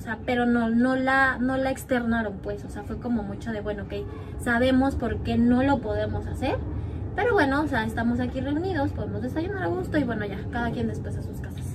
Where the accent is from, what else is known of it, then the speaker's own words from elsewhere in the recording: Mexico; now in Norway; nosotros somos mexicanos